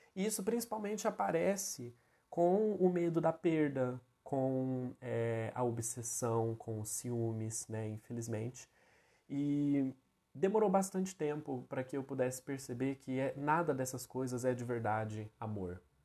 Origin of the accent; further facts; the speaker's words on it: Brazil; hoje muitos de nós enquanto enquanto brasileiros